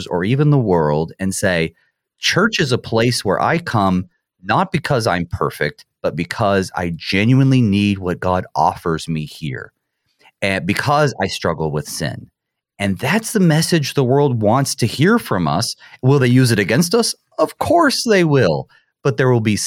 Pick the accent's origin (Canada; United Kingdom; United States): United States; Midwest; being a Midwesterner